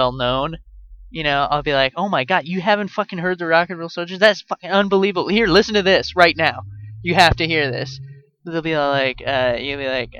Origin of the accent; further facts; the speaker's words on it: Canada; moved away; also born or lived in United States; I'm Canadian